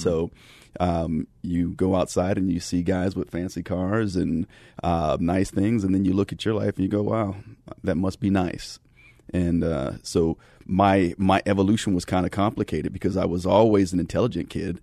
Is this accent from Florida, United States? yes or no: no; California, United States; I grew up in California in the nineties